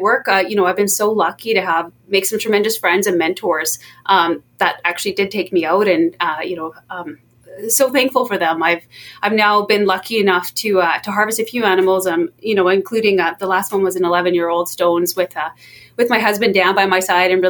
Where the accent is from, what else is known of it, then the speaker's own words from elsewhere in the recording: Fort Nelson, British Columbia, Canada; I grew up in Fort Nelson, which is a pretty, you know, outdoor oriented northern community